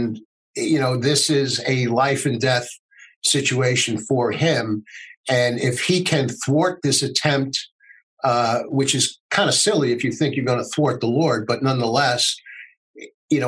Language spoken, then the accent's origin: English; United States; as an American